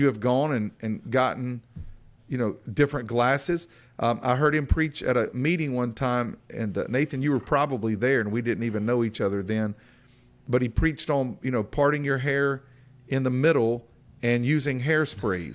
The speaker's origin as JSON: {"language": "English", "area": "Appalachian Bible Belt", "region": "the South", "country": "United States", "said": "We come from an Appalachian influenced Bible Belt perspective."}